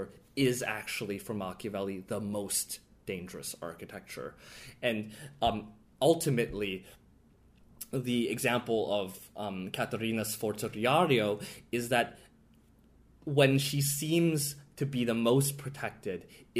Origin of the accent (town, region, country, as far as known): United States